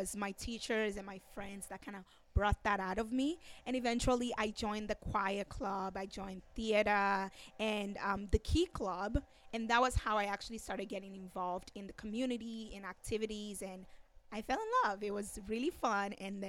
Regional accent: Nigeria; now in Long Beach, United States; Well, I am currently a student at Cal State Long Beach. I came from Nigeria and I'm an orphan.

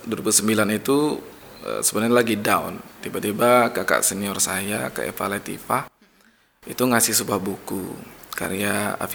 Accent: Kubu, Riau, Indonesia; ya kalau dari awal ya kayak ya, saya dari SD SMP SMA itu di kubu

